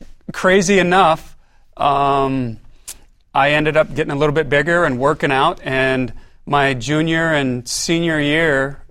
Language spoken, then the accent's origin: English; California, United States; also born or lived in Philippines / Rapid City, South Dakota; I was born and raised in California.